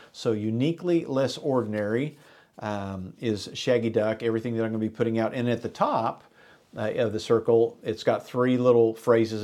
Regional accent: Enid, Oklahoma, United States; me and my buddies growing up in Enid, Oklahoma

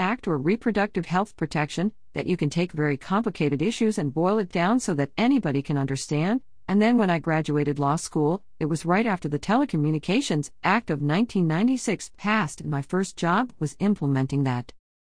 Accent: Petersburg, Virginia, United States; I was born in Petersburg. I grew up in the Matoka area. Our parents worked over at Virginia State, so I grew up in the Tri-Cities area.

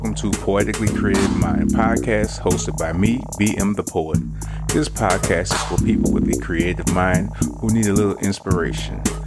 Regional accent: New Orleans, Louisiana, United States; I'm originally from New Orleans, Louisiana

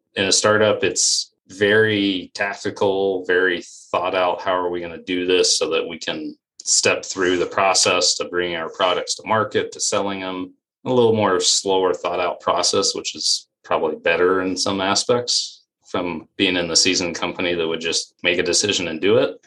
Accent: Western Colorado, United States; moved away as an adult; also born or lived in Iowa; I'm originally from Western Colorado. Grew up in a logging coal mining area.

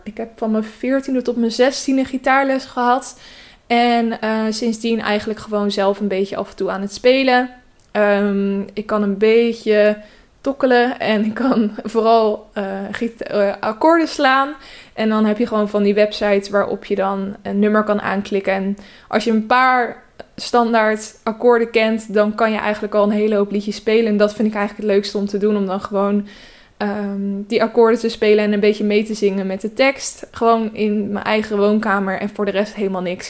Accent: Westland, South Holland, Netherlands; moved away; ik kom dus uit het Westland

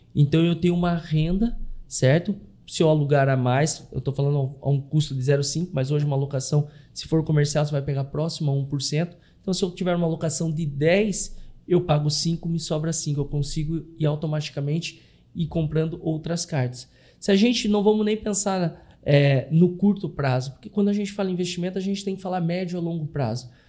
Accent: Curitiba, Paraná, Brazil; moved away as an adult; also born or lived in Blumenau; now in Florianópolis, Brazil; Eu nasci, sou natural de Curitiba, fui morar em Blumenau, ali eu residi durante um ano, um ano e meio, e vim a Florianópolis

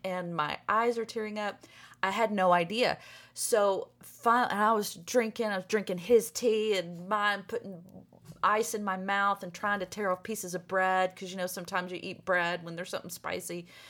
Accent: Arkansas, United States; moved away; I'm from Arkansas

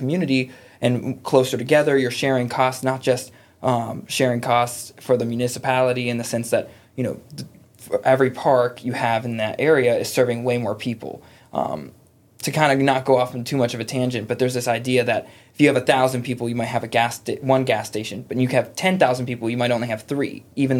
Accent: Chesapeake, Virginia, United States; I grew up in Grassfield in Chesapeake

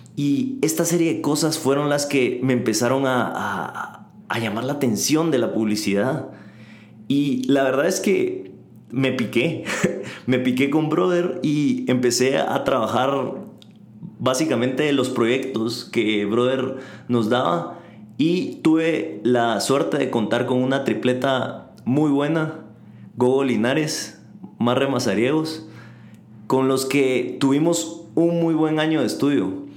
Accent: Guatemala; en Guatemala, de donde yo soy

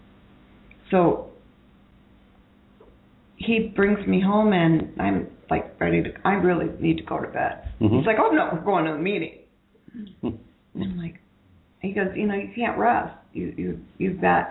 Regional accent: Ohio, United States; moved away; I'm from Ohio

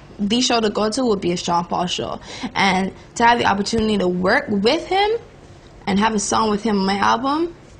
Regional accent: Barbados; Ever since I was growing up in Barbados

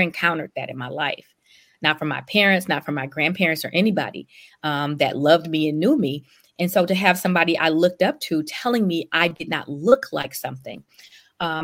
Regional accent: Detroit, Michigan, United States; also born or lived in Europe; having been born and raised and grown up on the west side of Detroit

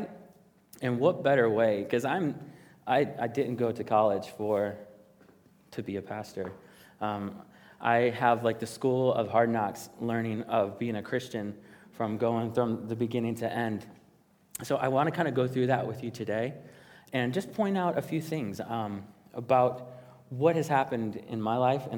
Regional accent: Chicago, Illinois, United States; I am from the South Side of Chicago, and I grew up there

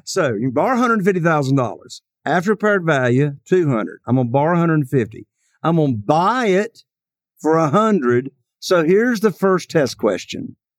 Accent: Eastern North Carolina, United States; I am from Eastern North Carolina

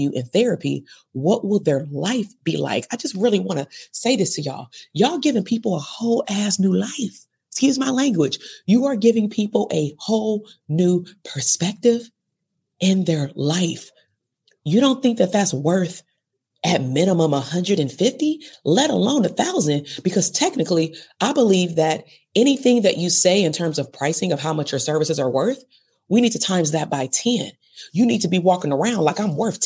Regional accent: Compton, California, United States; I'm from Compton. I lived in Compton all the way to 39

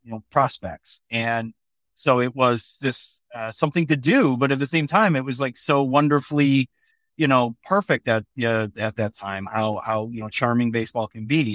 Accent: west side of Michigan, United States; now in Philadelphia area, United States; I grew up in Michigan, on the west side of Michigan

